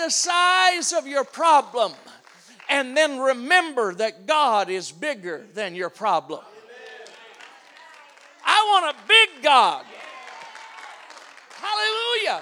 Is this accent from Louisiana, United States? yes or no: yes; around New Orleans, Louisiana, United States; I'm from Louisiana. We got this city down there called New Orleans. You heard about it? It can be rough. I grew up around there